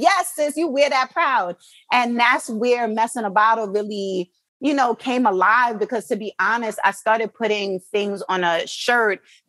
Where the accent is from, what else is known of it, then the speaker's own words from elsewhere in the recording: New York City, New York, United States; moved away as an adult; also born or lived in Jamaica / Baltimore; I'm from Brooklyn, New York, well, born in Jamaica, but live in Brooklyn.